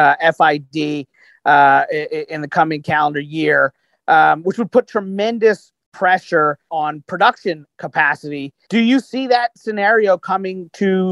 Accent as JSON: {"language": "English", "region": "Kentucky", "country": "United States", "said": "I'm from Kentucky"}